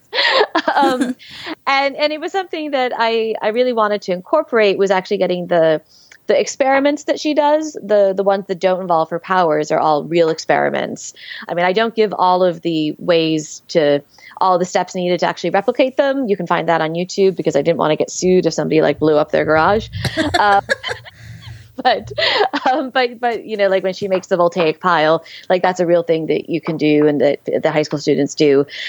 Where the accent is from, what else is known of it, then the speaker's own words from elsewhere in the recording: New York City, New York, United States; growing up in New York City, um, you know, I used to walk by the New Yorker Hotel